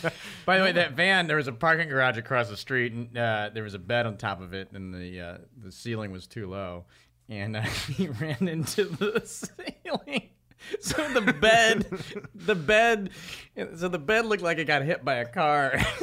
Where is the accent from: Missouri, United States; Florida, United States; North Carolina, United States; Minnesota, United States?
Missouri, United States; Washington; I'm from Washington, misery. Highway 44.